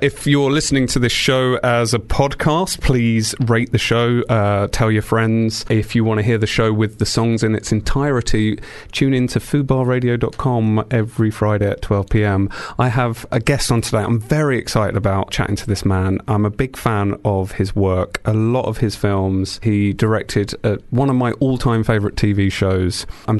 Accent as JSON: {"language": "English", "town": "Beckenham", "region": "London", "country": "United Kingdom", "tie": "born or raised there", "said": "I was born and bred in Beckenham."}